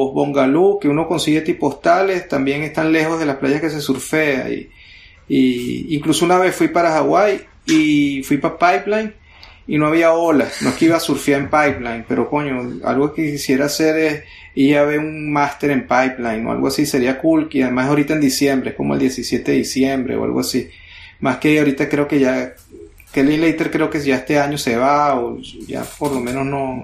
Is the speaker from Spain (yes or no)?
no; Venezuela; now in United States; Uno como venezolano